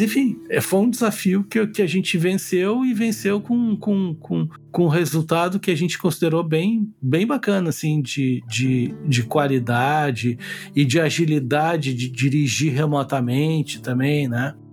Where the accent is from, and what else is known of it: Rio Grande do Sul, Brazil; accent: gaúcho